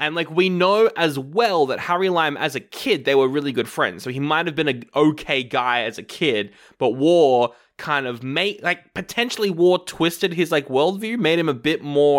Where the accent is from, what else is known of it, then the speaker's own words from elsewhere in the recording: Australia; I'm from Australia, by the way.